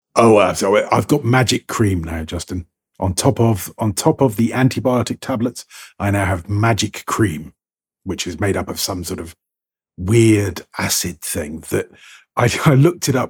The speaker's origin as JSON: {"language": "English", "country": "United Kingdom", "said": "I'm British"}